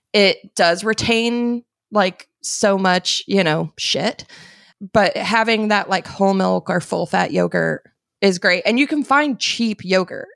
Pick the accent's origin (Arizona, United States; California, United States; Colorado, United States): Arizona, United States; I grew up in Arizona